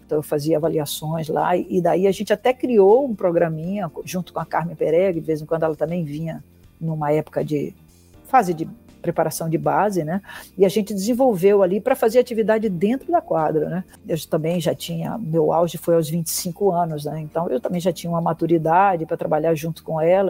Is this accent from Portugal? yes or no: no; Bahia, Brazil; Eu sou baiana